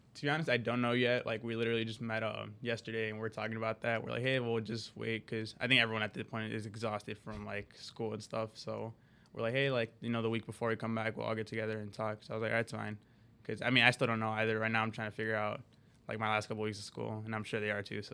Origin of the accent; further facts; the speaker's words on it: Skokie, Illinois, United States; also born or lived in Chicago; I'm originally from Chicago, and, um, I actually grew up, uh, most of my life in Skokie, which is literally, like, it borders the city